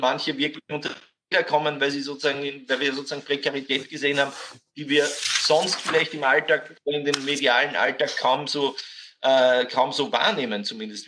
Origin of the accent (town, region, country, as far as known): Austria